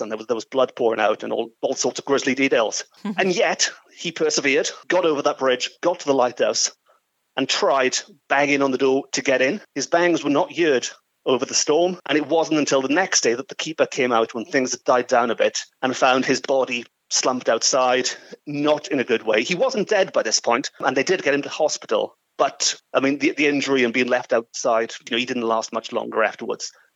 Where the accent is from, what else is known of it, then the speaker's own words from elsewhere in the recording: Port Talbot, Wales, United Kingdom; I'm sort of born and raised in Port Talbot nearby. And when I was growing up in the early 1980s